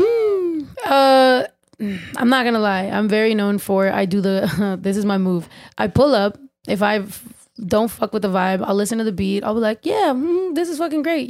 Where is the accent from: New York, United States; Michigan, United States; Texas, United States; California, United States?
California, United States; San Diego; also born or lived in San Jose, California; I was raised in San Diego